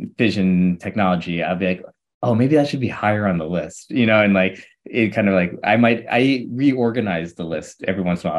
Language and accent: English; St. Louis, Missouri, United States; I'm born and raised in Saint Louis, Missouri.